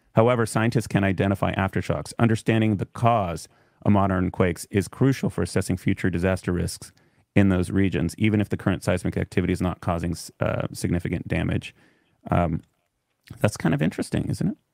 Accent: California, United States; we're from California

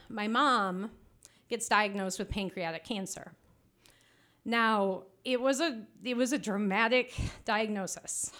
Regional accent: Traverse City, Michigan, United States; I am from Traverse City

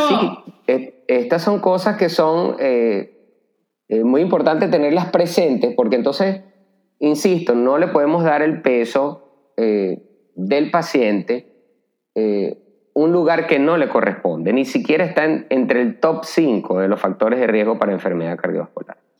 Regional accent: Caracas, Capital District, Venezuela; moved away as an adult; now in Santo Domingo, Dominican Republic; yo soy venezolano, eh, nacido en la ciudad de Caracas, y llevo viviendo en Santo Domingo desde hace tres años

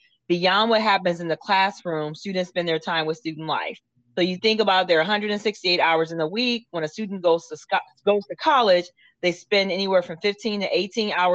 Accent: Akron, Ohio, United States; now in Florida, United States; I am from Akron, Ohio

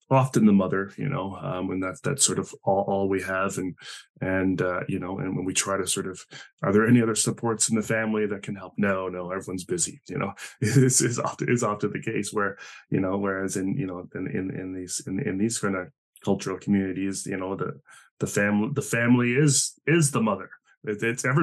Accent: Spain; first language Spanish; English is a second language; just because I'm from Spain and speak Spanish doesn't mean I'm going to do well

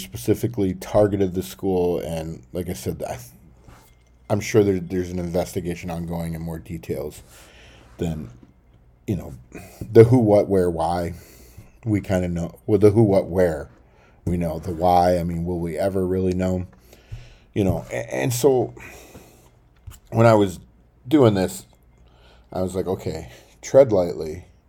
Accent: Tennessee, United States; also born or lived in Detroit; You know, I was born in Detroit, but then moved to Tennessee. The Midwest just isn't me.

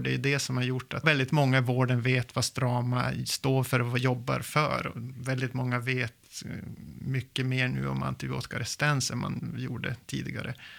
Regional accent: Lycksele, Västerbotten County, Sweden; now in Umeå, Sweden; Jag är uppväxt i inlandet i Västerbotten, i lilla Lycksele

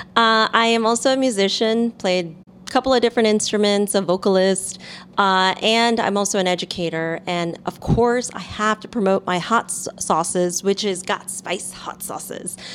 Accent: New York City, New York, United States; I'm a quote, what they call a real New Yorker, born here in Manhattan.

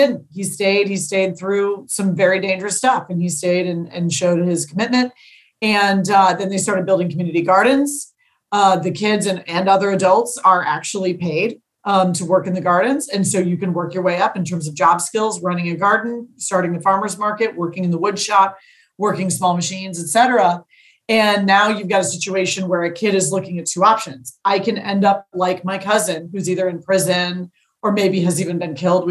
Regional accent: St. Louis, Missouri, United States; I'm a St. Louisan born and bred. I love my hometown

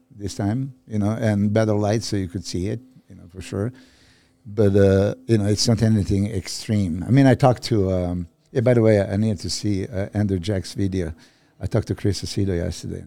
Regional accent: Serbia; moved away; I'm from Serbia

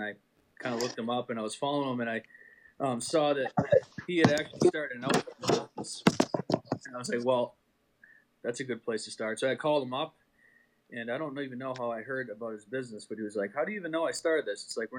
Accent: Milford, New Hampshire, United States; I grew up in Milford.

